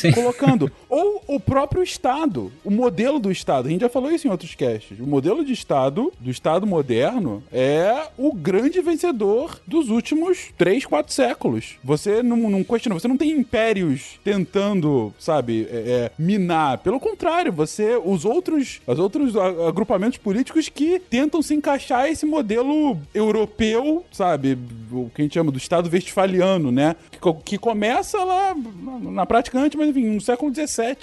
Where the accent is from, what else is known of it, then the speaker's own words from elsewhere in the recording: Brazil; como brasileiro